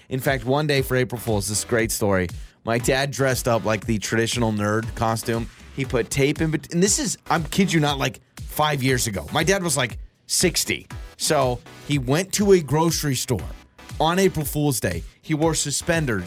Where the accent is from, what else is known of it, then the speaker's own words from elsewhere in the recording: North Idaho, United States; moved away; I'm from North Idaho where there's bears all the time in the wild, and they show up to your back door